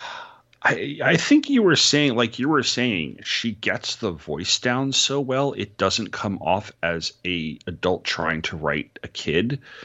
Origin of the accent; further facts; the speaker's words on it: New York, United States; I grew up in New York